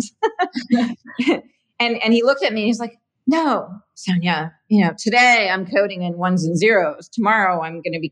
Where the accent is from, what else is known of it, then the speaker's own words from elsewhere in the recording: Canada; moved away as an adult; also born or lived in San Francisco, California; now in California, United States; I'm Canadian originally. And grew up there, went to school there.